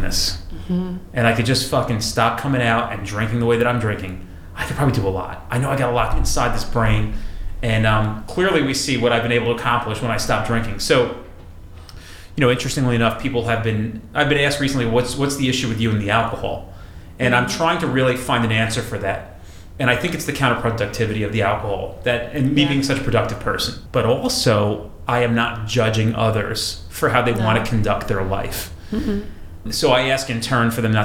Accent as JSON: {"language": "English", "region": "New Jersey", "country": "United States", "said": "Us, like from this area, like close, relevant to New York"}